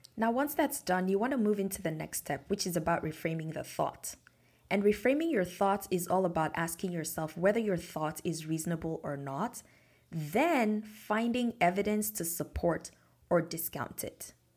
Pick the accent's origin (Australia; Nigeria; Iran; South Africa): Nigeria; moved away; the same support that my mom had when I was growing up in Nigeria